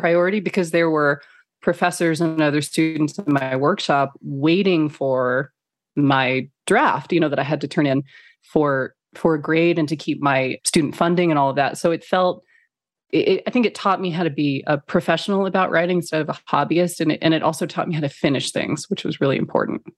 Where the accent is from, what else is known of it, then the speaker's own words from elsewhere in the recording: Phoenix, Arizona, United States; moved away; also born or lived in Beijing / Kuala Lumpur / London / Los Angeles; I grew up in Phoenix, Arizona